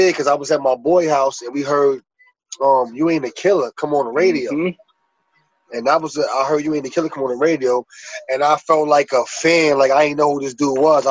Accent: New York City, New York, United States; from Prospect. From Prospect Avenue, born and raised

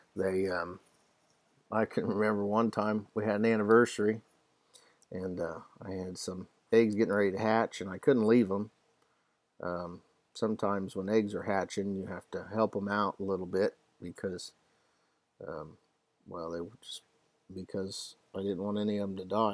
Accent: Ohio, United States; I'm from Ohio

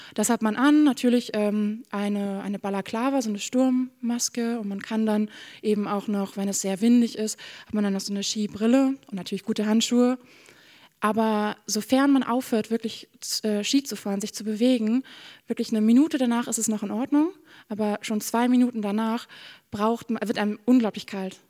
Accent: Bremen, Germany; moved away as an adult; now in Norway; Ich komme aus, aus Bremen-Nord

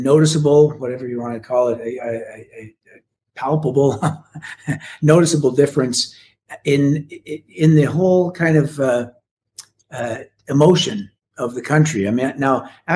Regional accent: Canada; as a Canadian

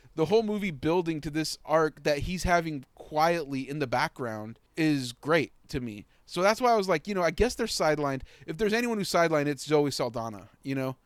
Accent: Mexico; I'm from Mexico

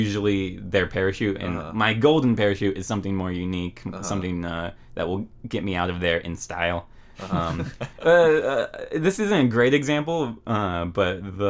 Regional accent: Maple Valley, Washington, United States; also born or lived in Seattle / Federal Way / Des Moines, Washington; Maple Valley was the name of the place where I spent most of my childhood

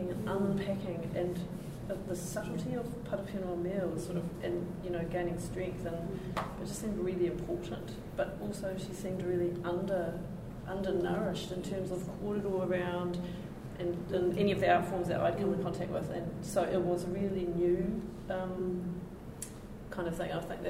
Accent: Manawatū-Whanganui, New Zealand; also born or lived in Ireland; I've spent a lot of time around the Manawatū River, which was highly sedimented, where I grew up then once we moved from Ireland

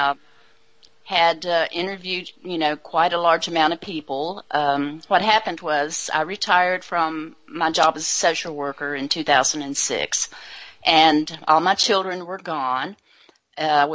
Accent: Mount Airy, North Carolina, United States; moved away as an adult; now in Seattle, United States; I am from North Carolina, from actually Mayberry RFD

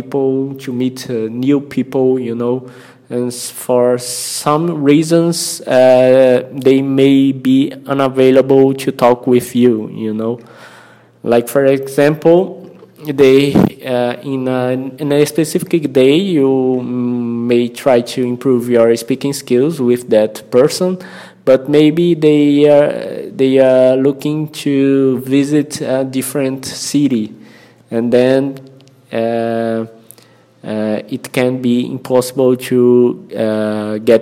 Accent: Brazil; first language Portuguese; English is a second language; I'm a Brazilian and my mother tongue is Portuguese.

